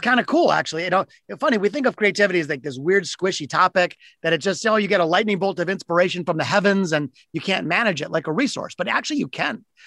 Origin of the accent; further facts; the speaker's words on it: Detroit, Michigan, United States; my hometown of Detroit. I'm in Detroit, which is Motor City